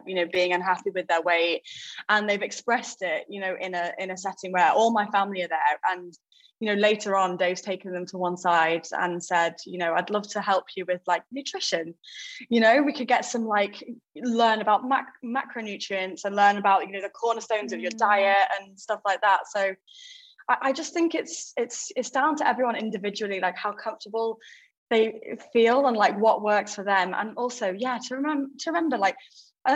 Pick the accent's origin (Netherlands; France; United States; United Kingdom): United Kingdom; we're British